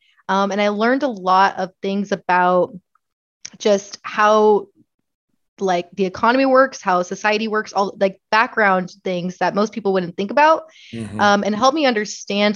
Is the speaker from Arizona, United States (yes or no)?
yes; Laveen, Arizona, United States; also born or lived in Chandler, Arizona; I was born and raised in Levine, Arizona